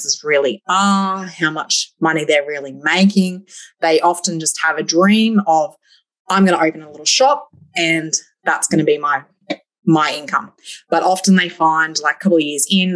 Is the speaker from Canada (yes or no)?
no; Gold Coast, Queensland, Australia; moved away as an adult; also born or lived in Windora, Queensland; now in Longreach, Australia; I'm originally from the Gold Coast. I born and bred Gold Coast girl